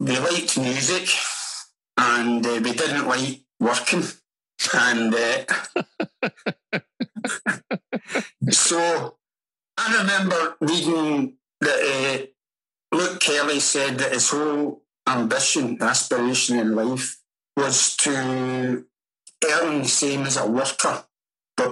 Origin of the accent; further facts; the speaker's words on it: Glasgow, Scotland, United Kingdom; moved away as an adult; also born or lived in Dundalk, Ireland; now in Ireland; Even when I was raised in Glasgow and in Gorbals, I was born many miles from you